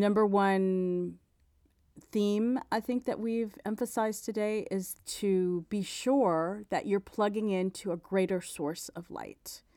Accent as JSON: {"language": "English", "region": "South Florida", "country": "United States", "tie": "born or raised there", "said": "we grew up in South Florida"}